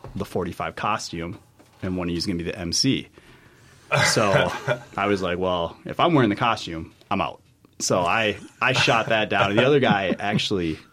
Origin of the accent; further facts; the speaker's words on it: Brooklyn Park, Minnesota, United States; also born or lived in Menomonie, Wisconsin; I was born and raised in Brooklyn Park